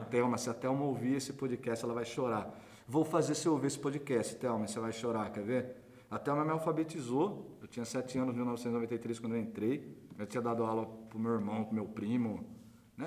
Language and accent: Portuguese; Iracemápolis, São Paulo, Brazil; sou de Iracemápolis, cidade pequititica